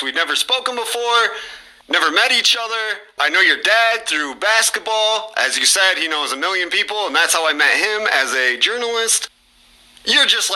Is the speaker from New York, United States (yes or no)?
no; Mendota, Illinois, United States; I'm from Mendota, like right there